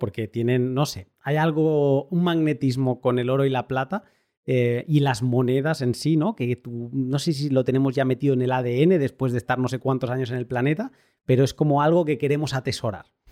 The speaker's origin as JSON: {"language": "Spanish", "region": "Catalonia", "country": "Spain", "said": "yo como buen catalán que soy"}